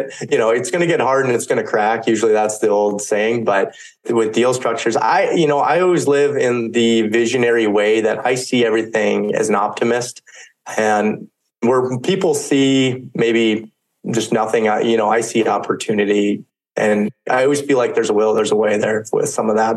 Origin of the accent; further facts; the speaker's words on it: North Dakota, United States; we're in the Midwest. I'm from North Dakota.